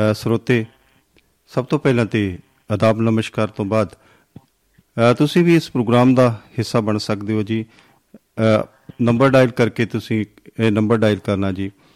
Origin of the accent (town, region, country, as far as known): Punjab, India